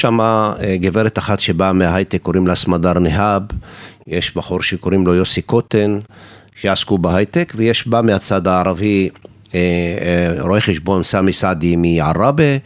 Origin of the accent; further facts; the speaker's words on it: Israel; כצעיר דרוזי בישראל